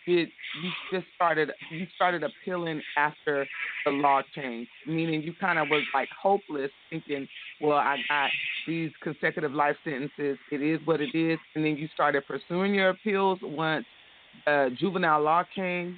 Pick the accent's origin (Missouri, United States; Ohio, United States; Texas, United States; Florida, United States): Florida, United States; Jacksonville; I was born in Jacksonville, but all my family is in Florida and Georgia